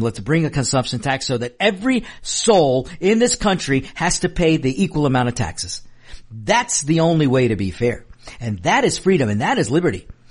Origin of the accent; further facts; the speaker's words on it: United States; also born or lived in Mexico; I'm an American first